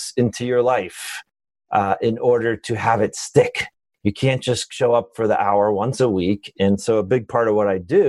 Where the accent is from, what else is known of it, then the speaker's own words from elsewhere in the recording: Long Island, New York, United States; moved away as an adult; also born or lived in Michigan / San Francisco; I grew up in New York, Long Island